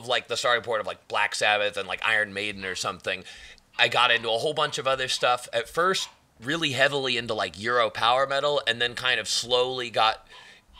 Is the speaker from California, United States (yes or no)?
yes; Moorpark, California, United States; also born or lived in San Francisco, California; I grew up in Moorpark, California. It's a middle upper class suburb. It's in Ventura County, a little north